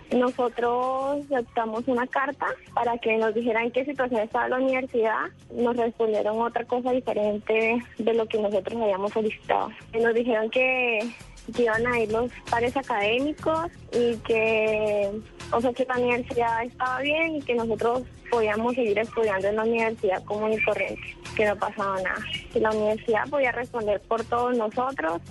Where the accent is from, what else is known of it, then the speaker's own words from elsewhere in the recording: Arauca, Colombia; moved away as an adult; now in Bogotá, Colombia; yo no soy de Bogotá, soy de Arauca